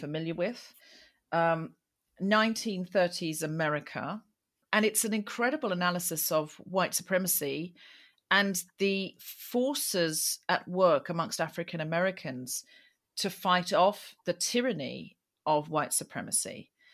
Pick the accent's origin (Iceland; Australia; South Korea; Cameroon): Australia; now in London, United Kingdom; I'm from Australia